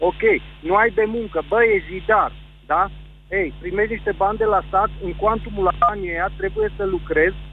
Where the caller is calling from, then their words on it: Sibiu, Sibiu County, Romania; Bună ziua, Gabriel, sunt de la Sibiu